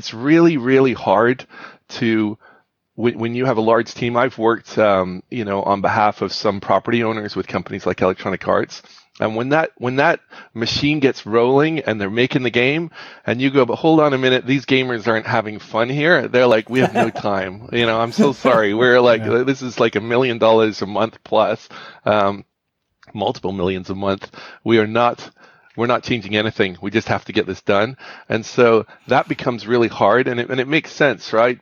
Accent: United Kingdom; moved away; I grew up in the United Kingdom

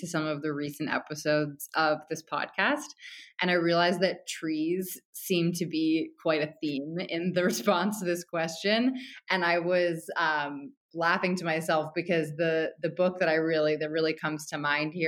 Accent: Connecticut, United States; moved away as an adult; now in New York City, United States; I'm from Connecticut, and I've lived in New York City for most of my adult life.

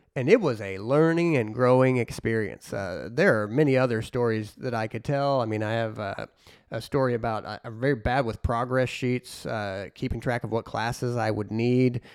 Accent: near Southeastern Illinois College, United States; Southeastern Illinois College, a junior college outside of, uh, my hometown

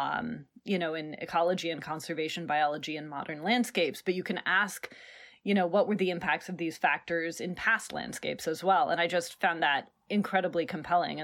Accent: Portland, Oregon, United States; I grew up in Portland, Oregon

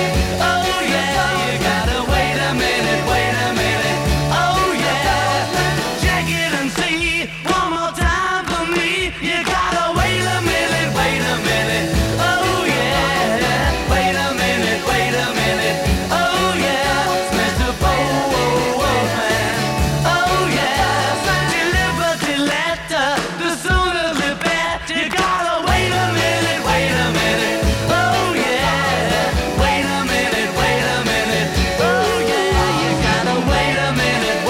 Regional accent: Ramsgate, South East England, United Kingdom; in my hometown of Ramsgate back in 1964

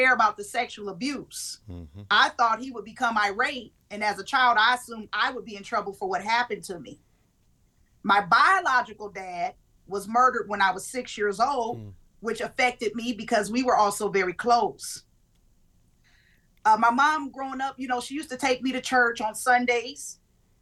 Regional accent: California, United States; Originally, I'm born and raised in California.

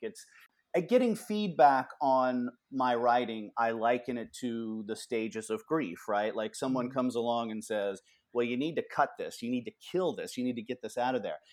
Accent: Cincinnati, Ohio, United States; now in Bowling Green, United States; I grew up in Cincinnati, so not terribly far away

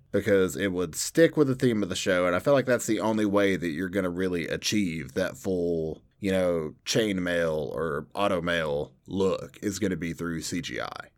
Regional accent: Southern, United States; accent: Southern; my overly Southern accent

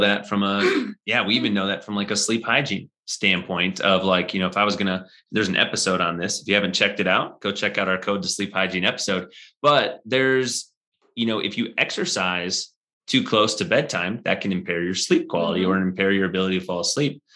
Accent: Midwest, United States; now in Colorado, United States; I'm from the Midwest

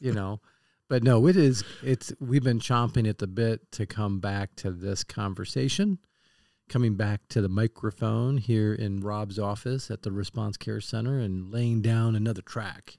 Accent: Kansas City, United States; I'm from Kansas City

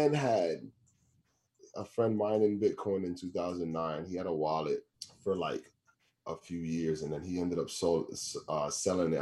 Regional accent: Massachusetts, United States; I'm from Massachusetts

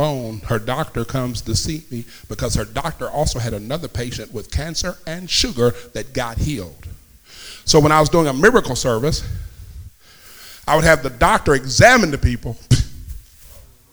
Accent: Missouri, United States; I'm from Missouri

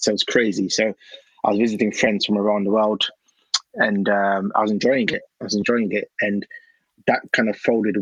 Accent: London, United Kingdom; also born or lived in Ghana; I grew up in Wembley, so northwest London, where it's quite vanilla

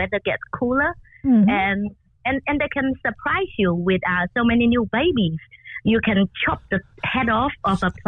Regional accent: China; moved away as an adult; also born or lived in Shanghai, China; now in Australia; I'm from China and I was living in Shanghai for 10 years

